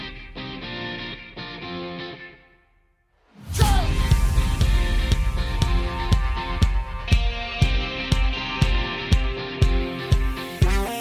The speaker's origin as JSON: {"language": "English", "region": "New York", "country": "United States", "accent": "New York", "said": "My New York accent"}